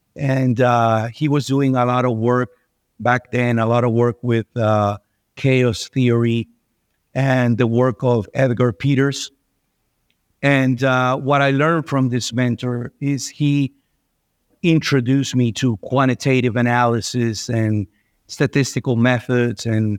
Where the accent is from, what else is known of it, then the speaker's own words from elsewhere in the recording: Venezuela; I was born and raised in Venezuela.